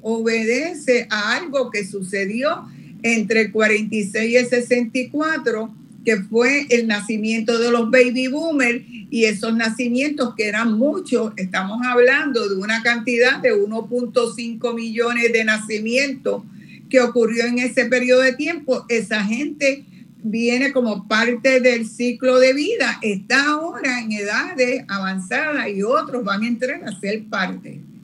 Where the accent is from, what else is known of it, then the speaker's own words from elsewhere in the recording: Puerto Rico; la cantidad de población que tenemos acá en Puerto Rico